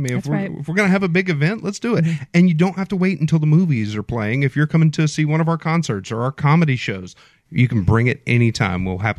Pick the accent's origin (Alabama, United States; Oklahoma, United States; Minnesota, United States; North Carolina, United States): Alabama, United States; Mobile; I'm from Mobile, born and raised.